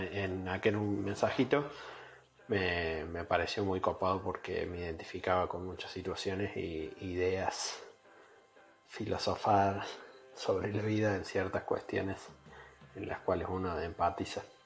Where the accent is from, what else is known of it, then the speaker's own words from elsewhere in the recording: Córdoba, Argentina; moved away as an adult; now in Gothenburg, Sweden; soy un cordobés viviendo en Suecia, en Gotemburgo